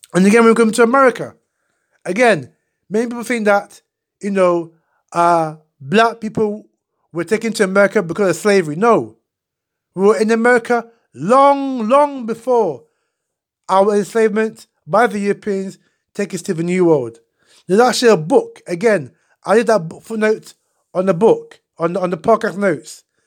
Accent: Ghana; I was born in Ghana.

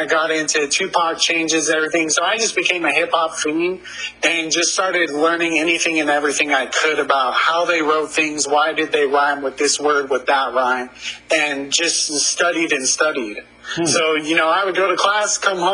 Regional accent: Spokane, Washington, United States; I'm from Spokane, Washington

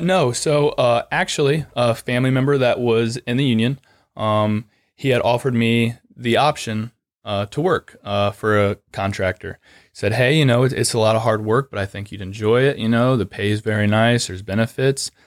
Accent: Lucas, Ohio, United States; originally I'm from a really small town of Lucas, which is just outside of Mansfield

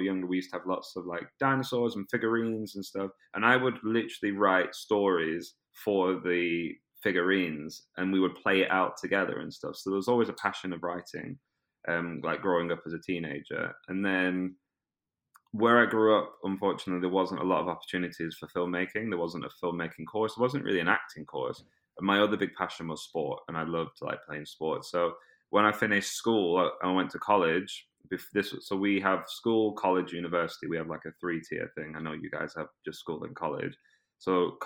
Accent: Preston, North West England, United Kingdom; accent: British; moved away as an adult; also born or lived in Brazil; now in London, United Kingdom; my hometown in Preston near Manchester

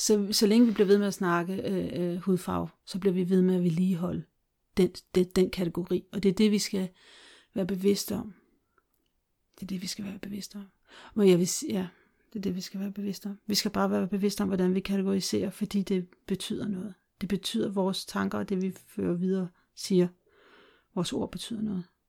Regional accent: Denmark; moved away; also born or lived in Brazil; vi i glimtvis se os selv som danskere

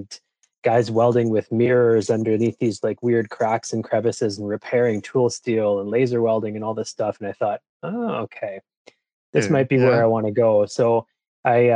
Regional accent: Cambridge, Ontario, Canada; also born or lived in Calgary; Actually, not born in Cambridge, but raised in Cambridge.

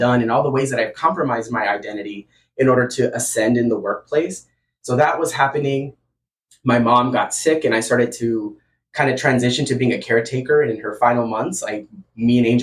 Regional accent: Tucson, Arizona, United States; I grew up in Barrio Anita

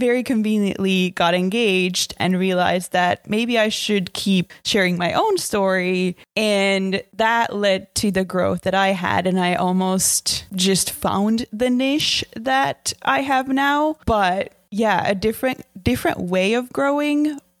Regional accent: Finland; I'm from Finland

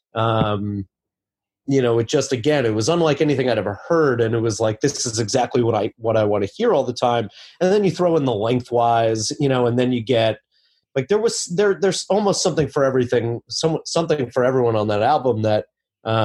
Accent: Long Island, New York, United States; also born or lived in Chicago; now in New York City, United States; I grew up on Long Island

